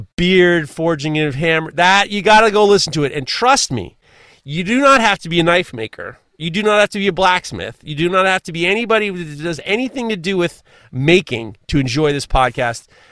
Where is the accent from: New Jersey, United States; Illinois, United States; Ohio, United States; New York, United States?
New York, United States; I'm from New York